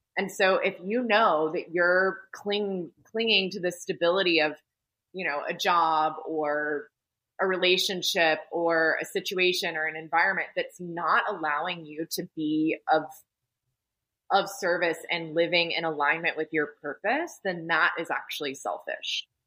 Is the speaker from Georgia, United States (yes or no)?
yes; Atlanta, Georgia, United States; I was born and raised in Atlanta, Georgia